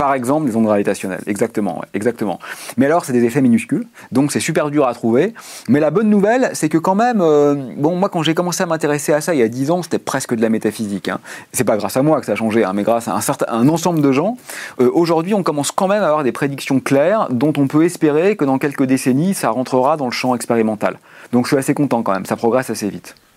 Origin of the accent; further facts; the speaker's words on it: Neuilly-sur-Seine, Île-de-France, France; Je suis né à Neuilly-sur-Seine, euh, lycée Pasteur, classe préparatoire